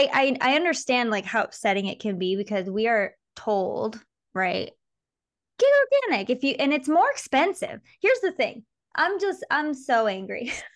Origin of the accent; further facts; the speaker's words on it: Michigan, United States; moved away as an adult; I was just in my hometown in Michigan, and I forgot, like as a kid, which is when I left, I was 20 when I left